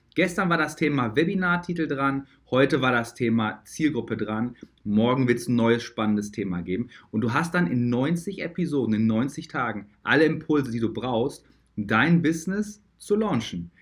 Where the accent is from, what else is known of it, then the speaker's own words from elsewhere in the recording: Dortmund, North Rhine-Westphalia, Germany; Ich komme ja aus Dortmund. Dortmunder Jung